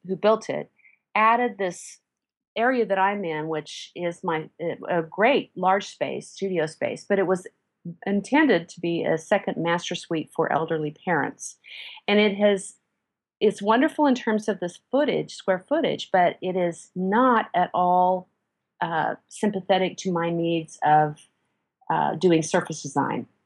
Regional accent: Midwest, United States; also born or lived in South Texas; now in Texas, United States; I grew up in the Midwest and I am now in South Texas

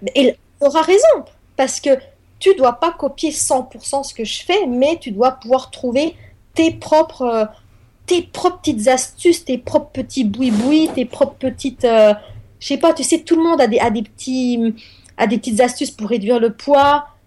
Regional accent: France; also born or lived in eastern France; je suis française

